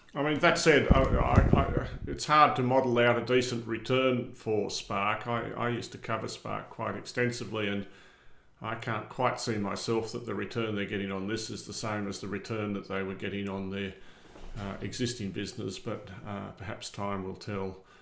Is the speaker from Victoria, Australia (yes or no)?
no; Armidale, New South Wales, Australia; I grew up in Armidale